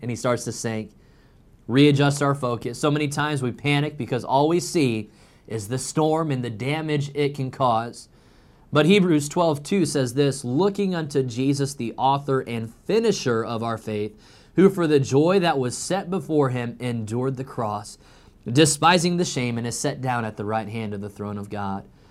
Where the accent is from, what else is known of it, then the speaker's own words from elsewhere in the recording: Illinois, United States; now in North Carolina, United States; growing up in Illinois